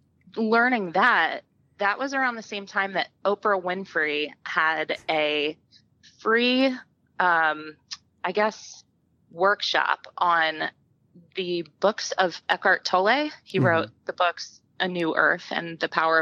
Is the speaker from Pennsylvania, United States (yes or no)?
yes; Philadelphia, Pennsylvania, United States; I'm from the Philadelphia area, and we lived near a creek called Cobbs Creek